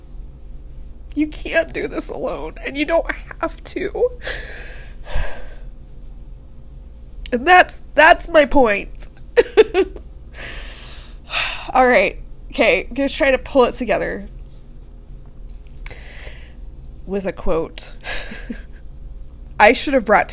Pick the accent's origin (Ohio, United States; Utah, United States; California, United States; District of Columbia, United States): Utah, United States; accent: Utah; my Utah accent